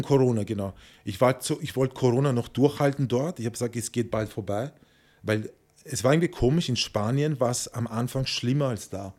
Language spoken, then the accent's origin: German; Vienna, Austria; moved away as an adult; also born or lived in Tenerife, Spain; Ich bin Wiener